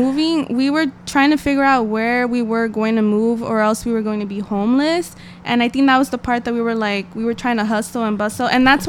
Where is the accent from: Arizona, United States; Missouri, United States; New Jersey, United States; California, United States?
California, United States; San Diego; now in Los Angeles, United States; I'm from San Diego